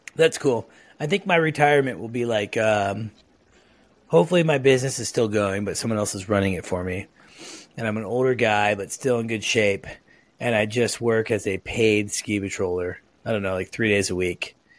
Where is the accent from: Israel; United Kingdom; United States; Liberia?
United States; Lake Oswego, Oregon; I grew up in Lake Oswego, so not too far.